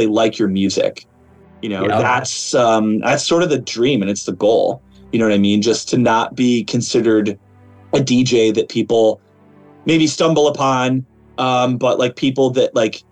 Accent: Chicago, Illinois, United States; I'm from Chicago

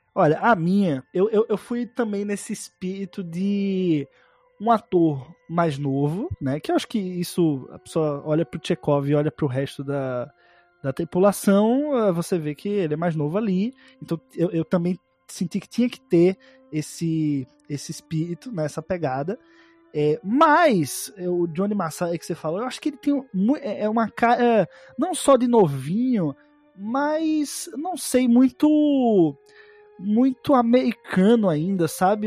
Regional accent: Northeast Region, Brazil; eu sou nordestino

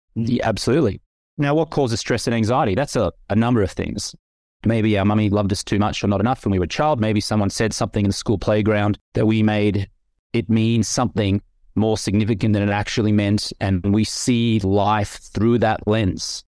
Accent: Australia; I grew up in the Australian culture

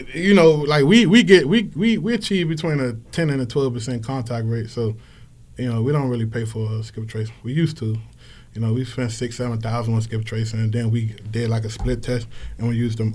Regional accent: Washington, District of Columbia, United States; growing up in Washington D.C.

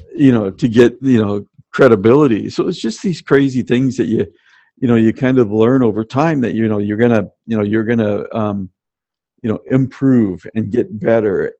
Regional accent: Tacoma, Washington, United States; I grew up in Tacoma, Washington, uh, uh, south of Seattle.

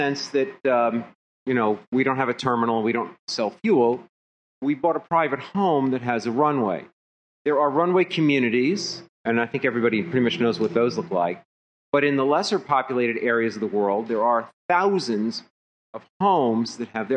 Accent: Philadelphia, Pennsylvania, United States; I'm from Philadelphia

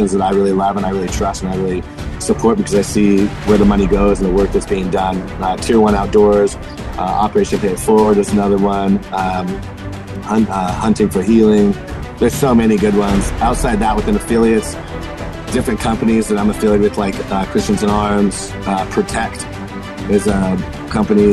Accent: Napa Valley, California, United States; I grew up in Napa Valley

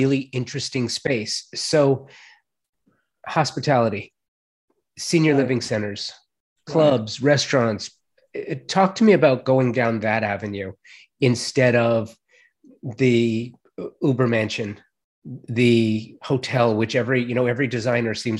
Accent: Los Angeles, California, United States; When I was a kid, growing up in the San Fernando Valley

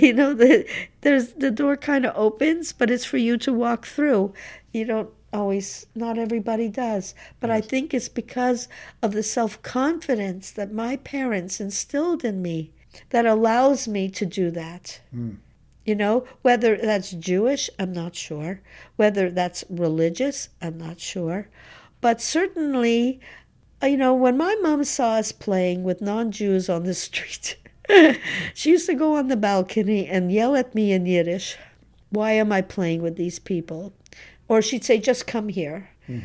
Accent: Montreal, Quebec, Canada; It was, you know, it was just part of being in Montreal, being a Canadian.

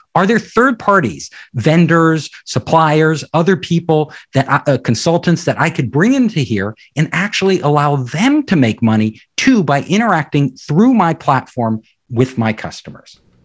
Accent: Silicon Valley, California, United States; I'm from Silicon Valley

